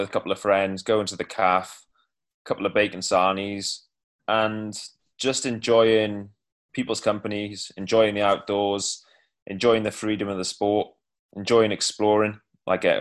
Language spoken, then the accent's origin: English; Cardiff, Wales, United Kingdom; I'm from Cardiff